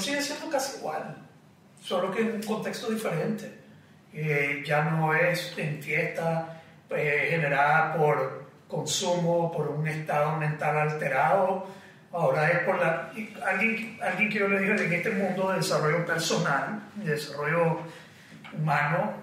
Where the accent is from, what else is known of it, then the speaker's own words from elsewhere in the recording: Nicaragua; Yo regresé a Nicaragua